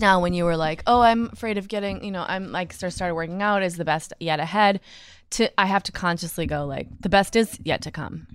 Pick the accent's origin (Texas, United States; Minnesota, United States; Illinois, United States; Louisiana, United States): Minnesota, United States; Minneapolis; I was born in Minneapolis